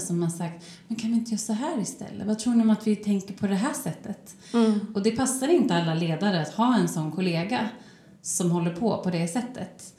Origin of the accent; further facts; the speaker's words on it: Örebro, Örebro County, Sweden; moved away; also born or lived in Stockholm; min hemstad Örebro